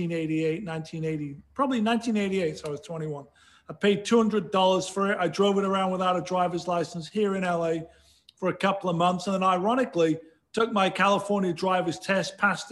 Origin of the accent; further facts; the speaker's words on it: Sheffield, Yorkshire and the Humber, United Kingdom; moved away as an adult; now in United States; I grew up in Sheffield, England